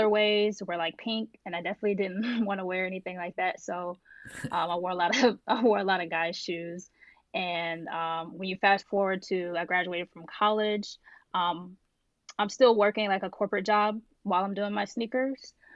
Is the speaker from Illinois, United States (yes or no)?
no; Indianapolis, Indiana, United States; So originally I'm from Indiana, so Indianapolis